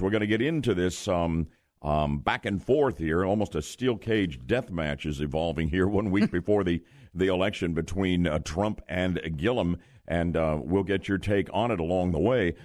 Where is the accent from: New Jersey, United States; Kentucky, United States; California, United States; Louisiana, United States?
New Jersey, United States; Glen Rock; now in Orlando, United States; when I was a kid growing up in Glen Rock, New Jersey